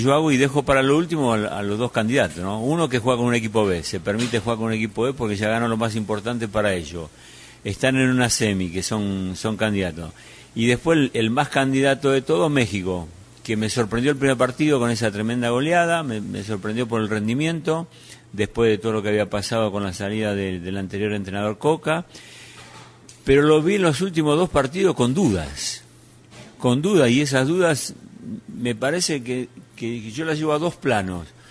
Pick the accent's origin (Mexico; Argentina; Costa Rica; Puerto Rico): Argentina; como decimos en Argentina